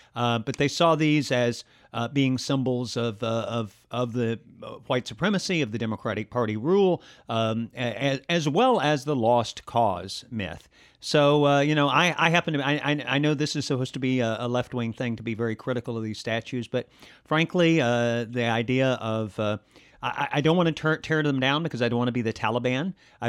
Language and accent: English; Alabama, United States; Well, I grew up in the South. I grew up in a county that's considered by some political scientists to be the most southern culturally of any place in the country, any county in the country. And it was in Alabama